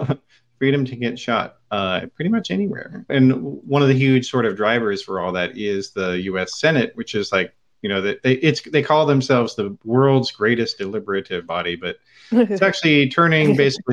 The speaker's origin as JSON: {"language": "English", "region": "California", "country": "United States", "said": "as a Californian, as we all are here on the show, so go California."}